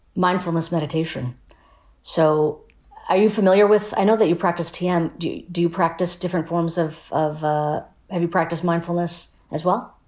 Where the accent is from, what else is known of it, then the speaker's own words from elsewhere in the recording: United States; also born or lived in Ahmedabad, India; pacifism and, and spirituality are sort of the, the foundation for my family life and, and even raised in, in the United States.